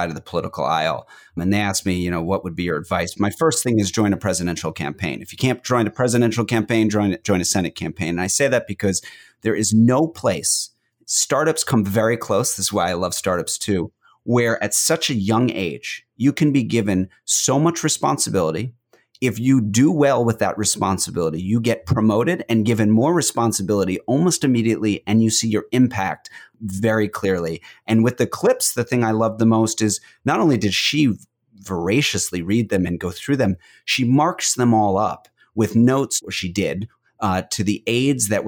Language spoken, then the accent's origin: English; Westchester County, outside New York City, United States; I grew up outside of New York City in Westchester County.